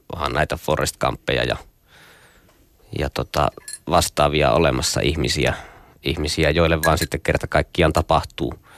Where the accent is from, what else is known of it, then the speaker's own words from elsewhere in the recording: Nilsiä, North Savo, Finland; mä oon pieneltä kylältä Jumalan selän takkaa kotoisin